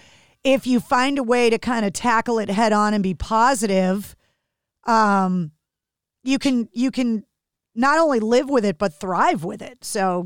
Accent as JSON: {"language": "English", "town": "Boston", "region": "Massachusetts", "country": "United States", "said": "An Italian from Boston."}